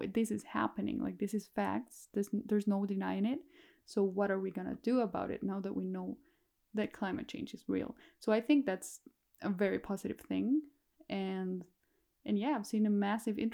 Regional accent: Guatemala; now in Chile; I grew up in Guatemala and now I live in Chile

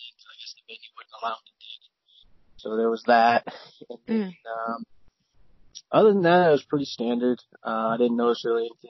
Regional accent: Las Vegas, Nevada, United States; Born and raised in Las Vegas, Nevada

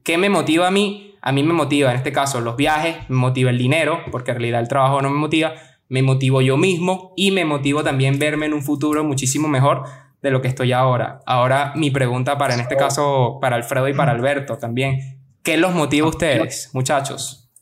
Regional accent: Maracay, Aragua, Venezuela; moved away; also born or lived in Europe; Vengo de Maracay, igual que estos tres huevones, la única diferencia es que, bueno, yo tengo papel europeo y estoy en Europa

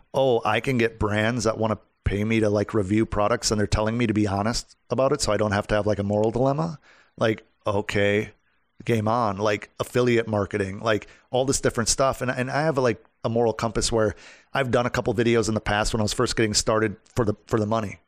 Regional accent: Wisconsin, United States; now in Orlando, United States; when I was from Wisconsin

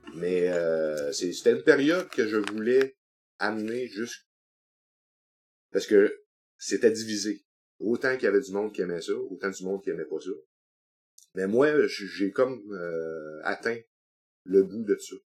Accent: Sept-Îles, Quebec, Canada; also born or lived in Chicoutimi; je suis natif de Chicoutimi, mais j'ai été baptisé à cette île. Donc, euh, j'avais trois mois quand je suis arrivé sur la côte nord

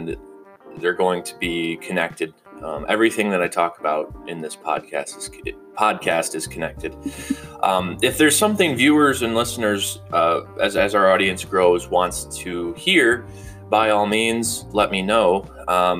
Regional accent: Grand Rapids, Michigan, United States; I'm from Grand Rapids, Grand Haven, Michigan area.

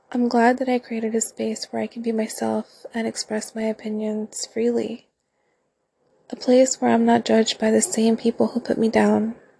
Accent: Central Coast, California, United States; I'm from California, born and raised on the Central Coast

